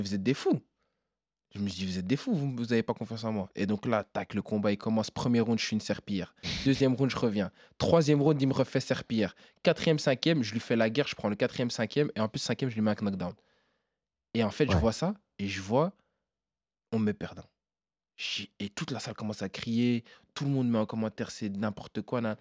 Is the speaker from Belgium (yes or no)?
yes; Namur, Wallonia, Belgium; je suis belge